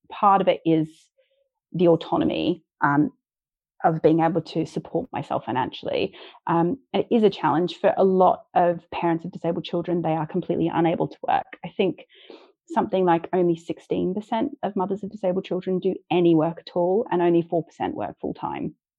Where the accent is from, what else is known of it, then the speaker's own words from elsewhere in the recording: Australia; moved away; I'm Australian and I don't have any family in this country as well.